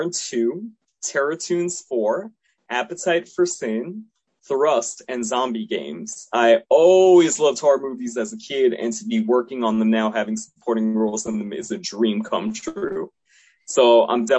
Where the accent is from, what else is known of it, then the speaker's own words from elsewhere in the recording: New York City, New York, United States; moved away as an adult; now in New Jersey, United States; I'm third generation American. And I was born in Queens